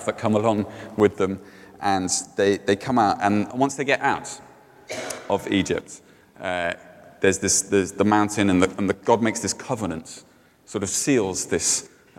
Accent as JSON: {"language": "English", "town": "Cardiff", "region": "Wales", "country": "United Kingdom", "tie": "born or raised there", "said": "in Cardiff, where I grew up."}